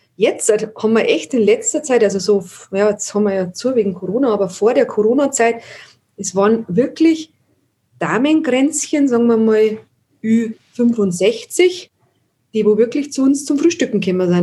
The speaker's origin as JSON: {"language": "German", "town": "Landshut", "region": "Bavaria", "country": "Germany", "tie": "born or raised there", "also_born_or_lived": "Ast", "moved": "as an adult", "lives_now": "Wartenberg, Germany", "said": "bin in Landshut aufgewachsen. Wir haben dann nach Ast gezogen, das ist zwischen Landshut und Moosburg."}